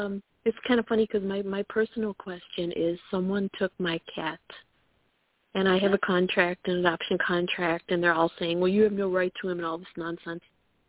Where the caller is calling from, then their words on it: Chicago, Illinois, United States; Hi, I'm calling from Chicago.